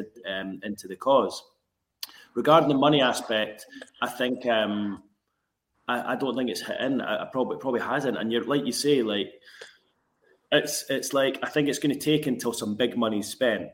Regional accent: Edinburgh, Scotland, United Kingdom; moved away as an adult; also born or lived in Glasgow; now in Newcastle, United Kingdom; I grew up in Edinburgh

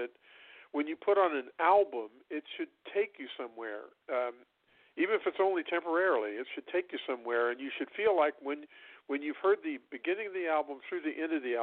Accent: Illinois, United States; I grew up in Illinois, and a lot of the stuff we listened to was bluegrass and Appalachian mountain music

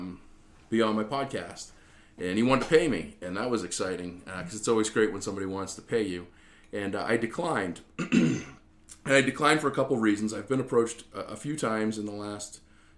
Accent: Easton, Massachusetts, United States; moved away; my hometown of Easton, Massachusetts

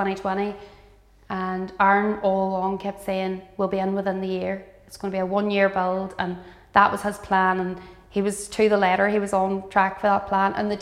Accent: Derry, Northern Ireland, United Kingdom; I'm from Derry City myself

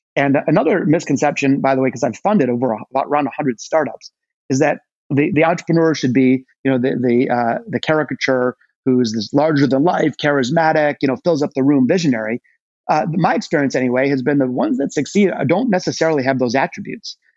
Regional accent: Detroit, Michigan, United States; my hometown of Detroit. Uh, I was born in the city, not the suburbs

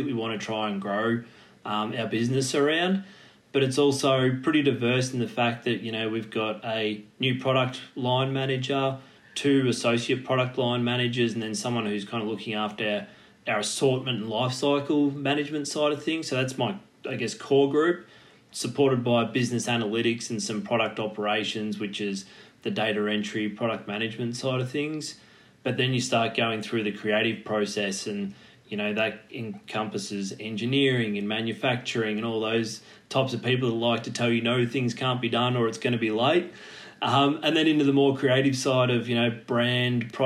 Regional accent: Torquay, Victoria, Australia; growing up in Torquay back down on the Surf Coast

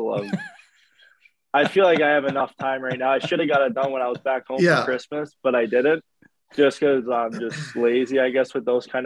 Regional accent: New York, United States; also born or lived in North Dakota; now in Ottawa, Canada; I'm from New York

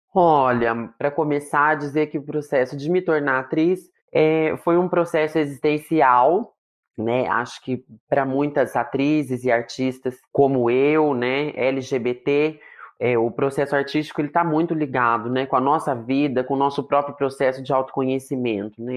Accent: Marília, São Paulo, Brazil; also born or lived in Londrina; Eu sou de Marília, hoje em dia moro em Marília de novo

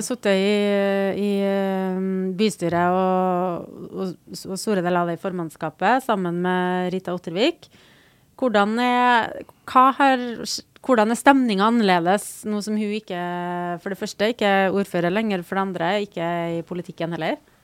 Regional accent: Trondheim, Trøndelag, Norway; jeg vokste opp i Tordenskioldsgata

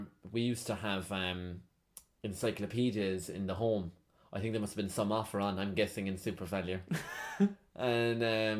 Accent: Ireland; I'm Irish

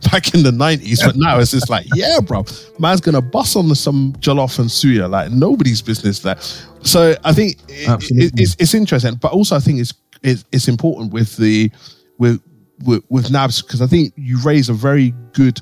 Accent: London, United Kingdom; when I was growing up in the 90s in East London

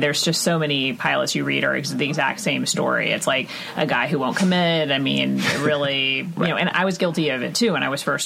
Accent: Texas, United States; moved away; I'm from Texas

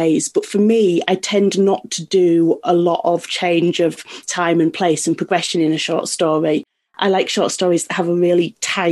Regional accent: Yorkshire and the Humber, United Kingdom; I'm from North Yorkshire

